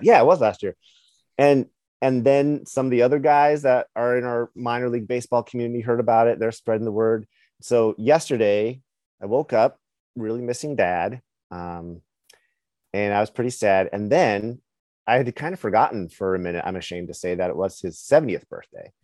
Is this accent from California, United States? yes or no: yes; just north of Modesto, California, United States; I was born in California